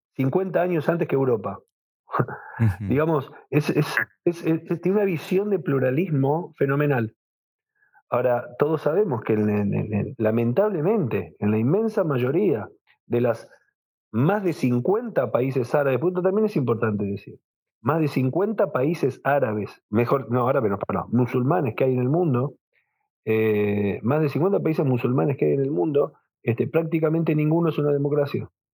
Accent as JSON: {"language": "Spanish", "region": "Buenos Aires", "country": "Argentina", "tie": "born or raised there", "said": "yo nací, en Buenos Aires, al igual que mis padres, al igual que mis hijos, al igual que mis nietos somos argentinos"}